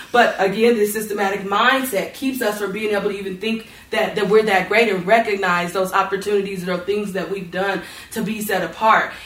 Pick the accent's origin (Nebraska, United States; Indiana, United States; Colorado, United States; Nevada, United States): Nevada, United States; North Las Vegas; I grew up in North Las Vegas, and I went to ATEC.